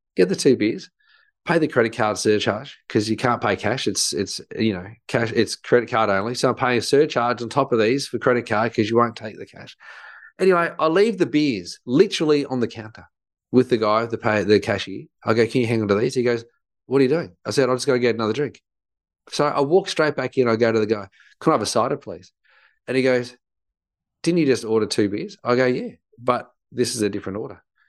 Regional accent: Australia; I think growing up in Australia

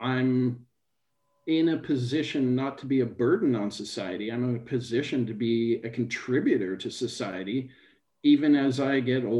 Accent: near Thunder Bay, Ontario, Canada; I grew up in Canada, not so far from Thunder Bay in Ontario

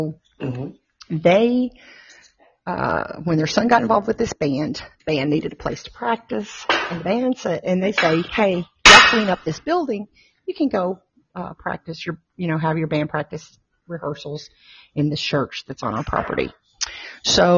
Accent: Tennessee, United States; I grew up in Tennessee in a Southern Baptist household.

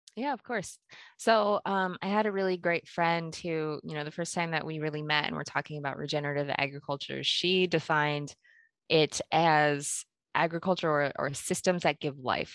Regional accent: Pennsylvania, United States; moved away as an adult; also born or lived in Kenya; now in Nebraska, United States; I was born in Kenya, I, I only lived there for about a year, and then I actually grew up in Pennsylvania

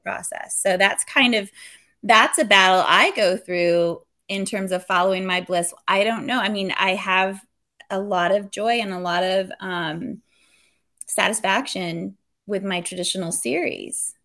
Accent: California, United States; moved away; also born or lived in Texas; I was born and raised in California, moved to Texas, and now we're here

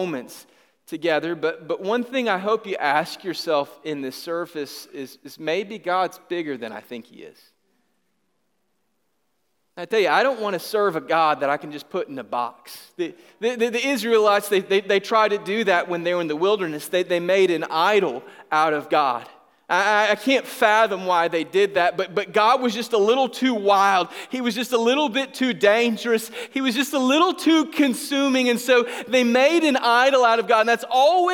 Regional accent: Griffin, Georgia, United States; I was from Griffin, Georgia

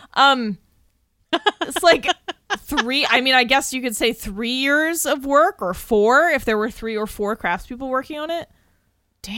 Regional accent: Massachusetts, United States; We are from Massachusetts

